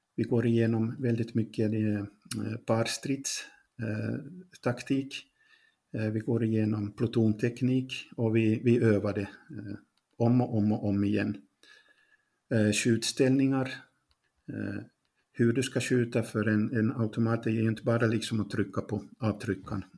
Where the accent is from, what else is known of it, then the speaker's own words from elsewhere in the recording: Pedersöre, Ostrobothnia, Finland; moved away as an adult; now in Ukraine; Jag är barnfödd i Poromo. Eh, idag så heter den kommun Pedersöre, det är i Österbotten.